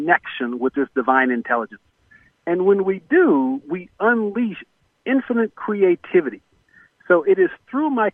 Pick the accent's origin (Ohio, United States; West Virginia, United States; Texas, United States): Texas, United States; Corpus Christi; I was born in Corpus Christi, Texas, and we were basically the poster children for poverty back in the 60s